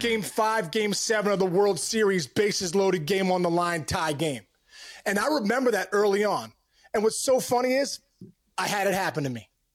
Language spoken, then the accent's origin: English; Upper St. Clair, Pennsylvania, United States; I'm from Pittsburgh, and, you know, a suburb called Upper Saint Clair